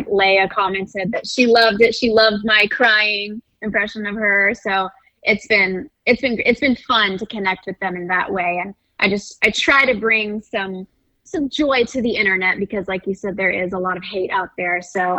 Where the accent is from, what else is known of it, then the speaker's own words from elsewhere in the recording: the South, United States; accent: Southern; I'm from the South. I don't really have an accent, but I can definitely pull out my Southern accent.